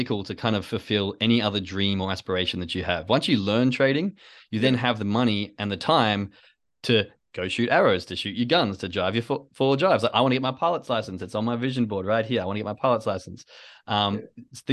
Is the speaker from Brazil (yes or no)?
no; Perth, Western Australia, Australia; moved away; I came from Western Australia, Perth